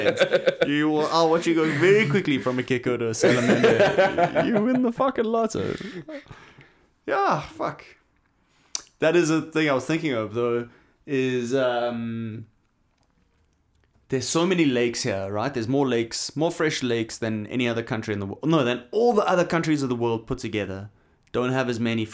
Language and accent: English; Knysna, Western Cape, South Africa; I remember there growing up in Knysna... We would talk about the Valleys, the people from the Transvaal, right?